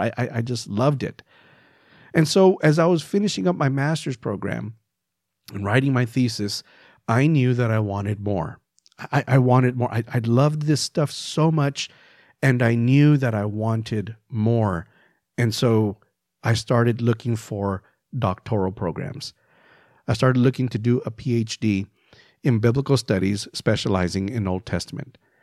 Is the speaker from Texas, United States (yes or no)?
yes; El Paso, Texas, United States; I grew up in El Paso, Texas